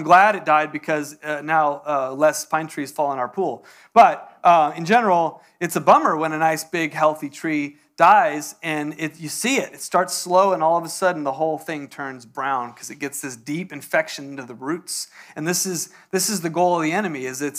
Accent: San Diego, California, United States; now in Texas, United States; Even though it's Texas, I'm from San Diego, so didn't have a gun.

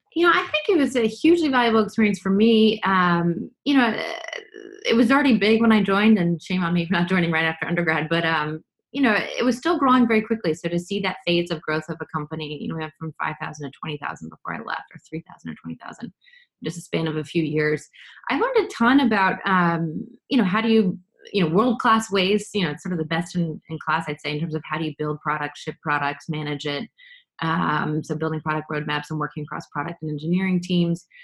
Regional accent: New York City, New York, United States; now in Boston, United States; I grew up in New York City, uh, but both my parents are from Boston or the Boston area

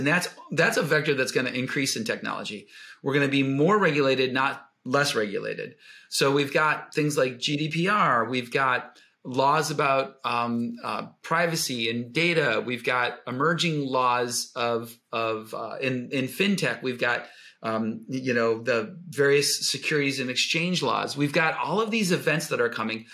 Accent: Buffalo, New York, United States; I grew up in Buffalo, New York

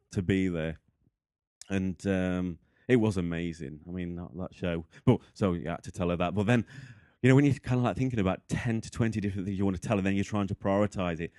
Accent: the north of England, United Kingdom; also born or lived in Boston Spa; from England, so the north. I live in a place called Boston Spa.

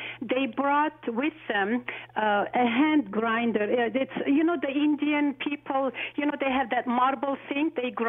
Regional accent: Aleppo, Aleppo Governorate, Syria; now in Toronto, Canada; I'm originally from Aleppo, Syria.

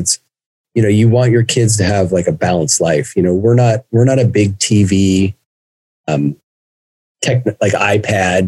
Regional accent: Seattle, Washington, United States; also born or lived in Guadalajara, Mexico; Seattle, I grew up here.

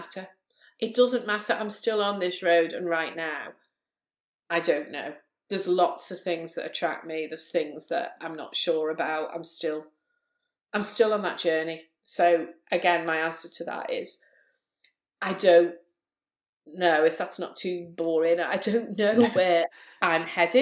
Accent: Liverpool, North West England, United Kingdom; also born or lived in Chester; I'm from Liverpool. Lots of people think, oh, you haven't got a Liverpool accent till I, talk like that. But yeah, Liverpool born and bred, and lived here most of my life

